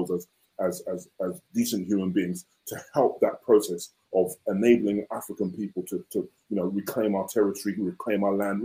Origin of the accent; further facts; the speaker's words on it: London, United Kingdom; I'm Igbo from Nigeria. My family is from Nigeria. I was born here in the UK